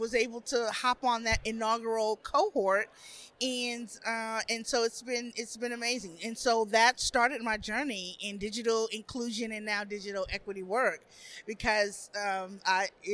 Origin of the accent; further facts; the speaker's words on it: Atlanta, Georgia, United States; moved away as an adult; now in Birmingham, United States; I'm from Metro Atlanta